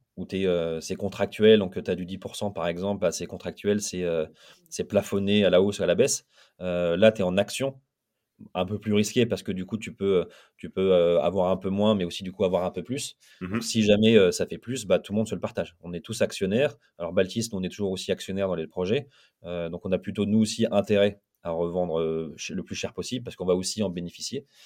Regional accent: Lille, Hauts-de-France, France; moi je suis Lillois, j'habite à Lille

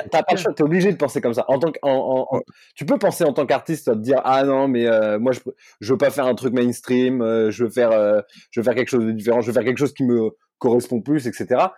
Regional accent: Corsica, France; je suis corse ma mère est corse

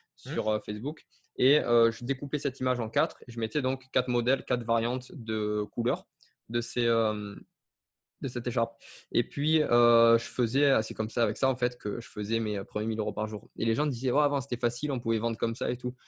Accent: south of France, France; je viens à la base du sud de la France

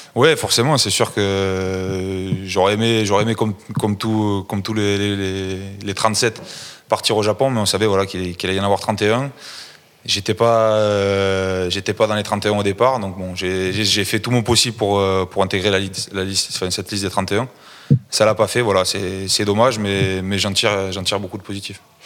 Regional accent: Toulouse, Occitania, France; je suis toulousain

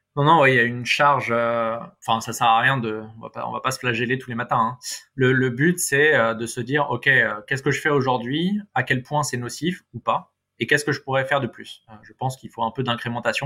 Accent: Paris, Île-de-France, France; en tant que bon parisien

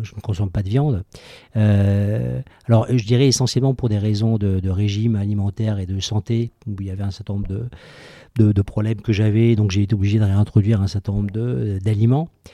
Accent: Toulouse, Occitania, France; now in Paris, France; je suis né à Toulouse

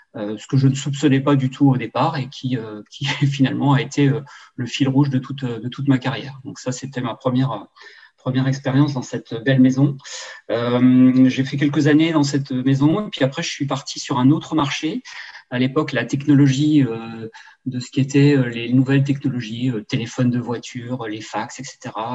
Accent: Alsace, Grand Est, France; moved away as an adult; also born or lived in western France; je suis revenu dans ma région natale qui est l'Alsace

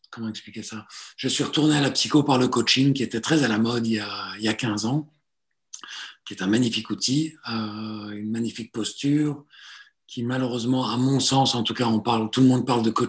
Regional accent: Belgium; also born or lived in Italy / Southern France; Je suis né en Italie, je suis arrivé en Belgique, euh, pas tout seul, hein, j'étais tellement petit à l'époque, pour retourner en France pendant 5 ans. donc, de mes 8 à 13, j'ai vécu au sud de la France. Et puis, je suis revenu en Belgique à partir de 13 ans

